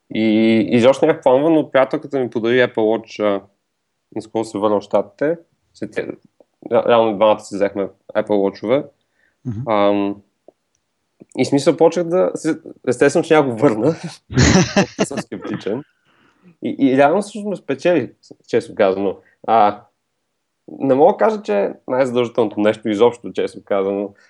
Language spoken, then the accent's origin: Bulgarian; Bulgaria; сме българи